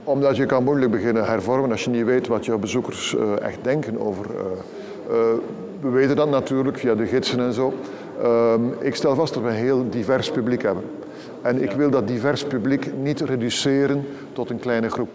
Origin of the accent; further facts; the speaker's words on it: Belgium; we als Belgen